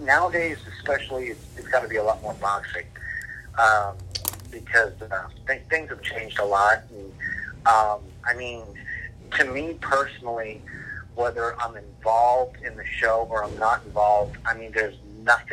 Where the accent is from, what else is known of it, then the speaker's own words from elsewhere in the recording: San Antonio, Texas, United States; moved away as an adult; now in Laredo, United States; Born and raised in San Antonio